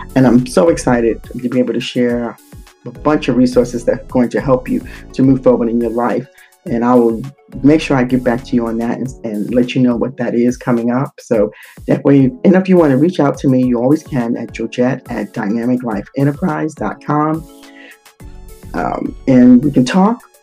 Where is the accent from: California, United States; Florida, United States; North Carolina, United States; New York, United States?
New York, United States; New York City; moved away; I'm a native New Yorker, and uh, I grew up in the Bronx, the South Bronx